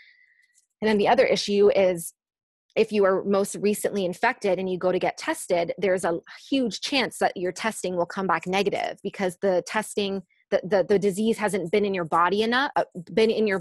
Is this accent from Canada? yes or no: yes; Canada; I'm from Canada